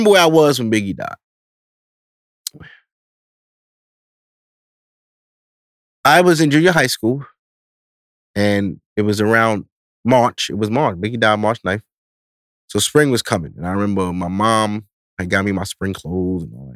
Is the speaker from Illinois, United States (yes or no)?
no; New York, United States; I'm East Coast. I'm from New York, so I'm a rep East Coast